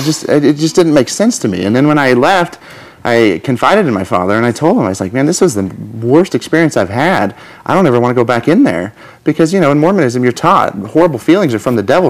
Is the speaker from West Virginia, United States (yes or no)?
no; Twin Falls, Idaho, United States; now in Kansas, United States; I grew up in Twin Falls